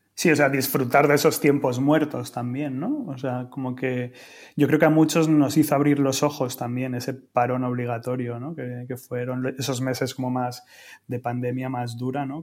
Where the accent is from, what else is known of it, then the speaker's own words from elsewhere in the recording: Madrid, Community of Madrid, Spain; soy de Madrid